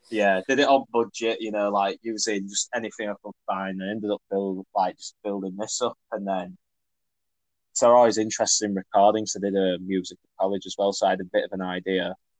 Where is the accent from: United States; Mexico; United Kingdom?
United Kingdom; Leeds, Yorkshire and the Humber; I'm a musician from Leeds